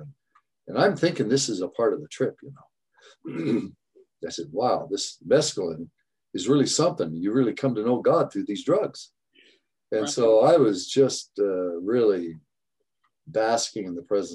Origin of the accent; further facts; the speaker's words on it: Boise, Idaho, United States; moved away as an adult; also born or lived in Sumner, Washington; And then I grew up in Boise, Idaho